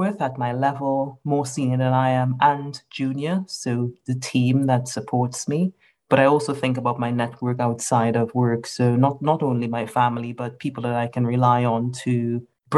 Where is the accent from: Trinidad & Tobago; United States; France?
Trinidad & Tobago; now in United Kingdom; I consider myself to be a Trinidadian. So I grew up in Trinidad and Tobago.